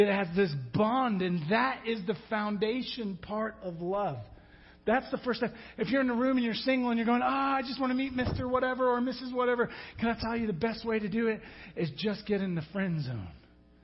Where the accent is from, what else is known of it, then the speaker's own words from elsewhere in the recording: England, United Kingdom; moved away; I'm from England